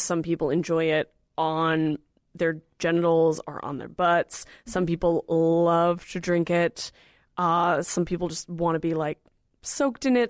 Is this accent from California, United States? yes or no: yes; California, United States; I'm from California